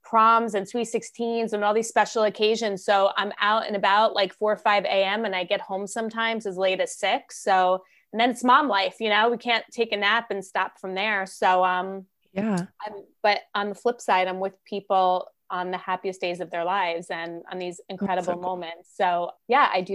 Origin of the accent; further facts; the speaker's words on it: New Jersey, United States; I'm born and raised in Jersey. I'm a Jersey girl.